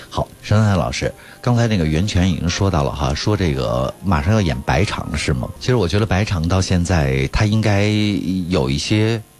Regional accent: China; 我们中国人

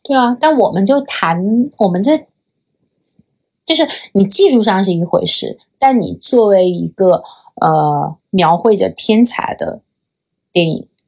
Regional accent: China; 作为一个中国人

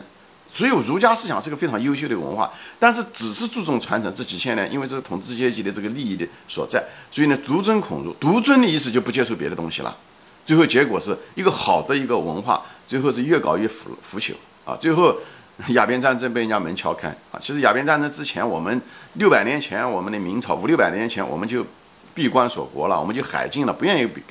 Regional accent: China; 所以这个就是为什么我们中国人在这世界上占了百分之二十的人口，

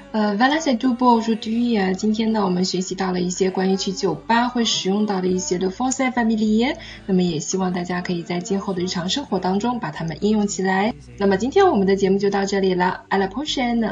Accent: Beijing, China; 我们北京的方言当中会有个玩意儿这样一个词

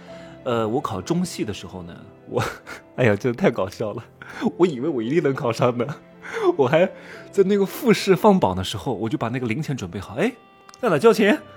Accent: Wuhu, Anhui, China; also born or lived in Hefei; 我是芜湖人

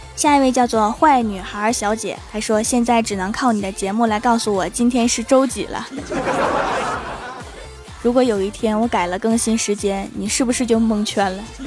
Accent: Northeast China, China; 我们这儿又没风，还不下雨，就剩下热了

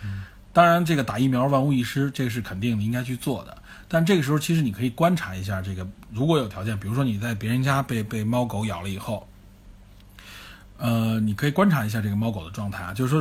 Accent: China; 这个东西其实大家我们中国人都很熟悉，都听说过。

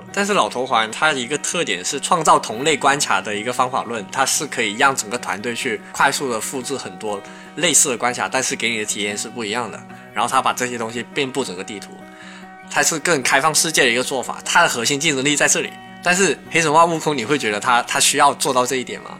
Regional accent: China; 在我们中国人的一个文化里面

